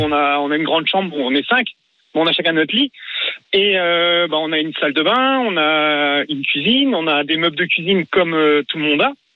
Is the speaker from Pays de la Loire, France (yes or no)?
yes; Mayenne, Pays de la Loire, France; je suis de la Mayenne